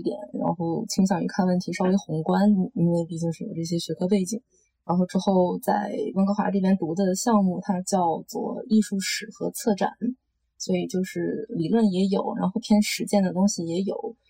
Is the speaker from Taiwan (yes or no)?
no; China; moved away as an adult; also born or lived in Los Angeles, United States; now in Vancouver, Canada; 我是在国内长大的，然后从高中毕业之后去美国，洛杉矶那边读的本科，然后在那边待了五年的样子，之后跑到旧温哥华这边来继续读研